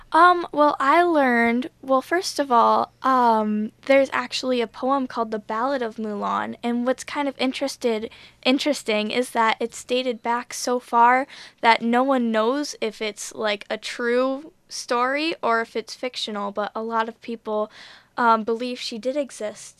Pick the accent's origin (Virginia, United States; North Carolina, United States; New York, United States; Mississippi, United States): New York, United States; Buffalo; I am from Buffalo